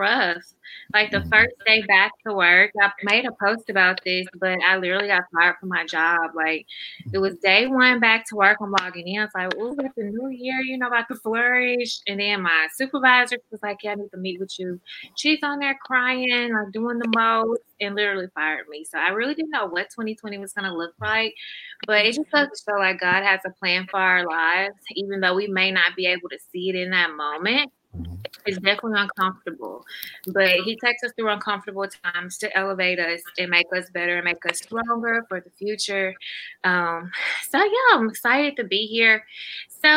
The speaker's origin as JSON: {"language": "English", "town": "Grenada", "region": "Mississippi", "country": "United States", "tie": "born or raised there", "said": "We're all from Grenada, grew up together"}